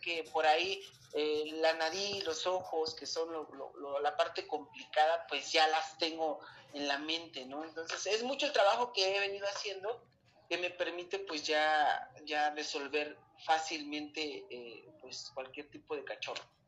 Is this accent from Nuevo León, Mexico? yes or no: no; Mexico City, Mexico; also born or lived in Chiapas; vengo de la Ciudad de México